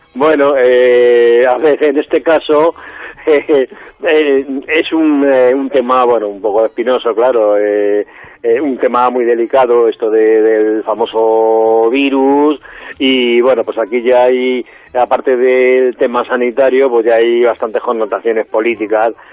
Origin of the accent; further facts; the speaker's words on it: Madrid, Community of Madrid, Spain; accent: Madrid; los madrileños no lo notamos